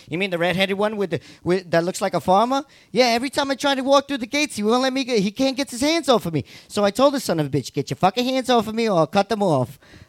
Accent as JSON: {"language": "English", "town": "New York City", "region": "New York", "country": "United States", "tie": "born or raised there", "said": "I grew up in Corona."}